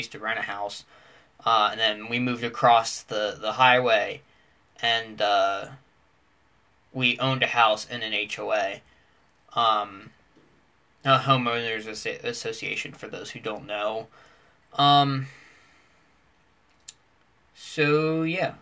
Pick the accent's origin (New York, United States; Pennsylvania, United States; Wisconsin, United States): Pennsylvania, United States; first language English; In my hometown, we do have an elementary school, which is K